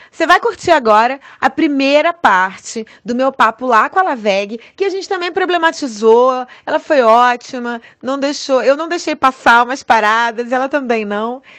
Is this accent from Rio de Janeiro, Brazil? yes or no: yes; Duque de Caxias, Rio de Janeiro, Brazil; Lacaxiense perdida na né? zona norte do Rio de Janeiro.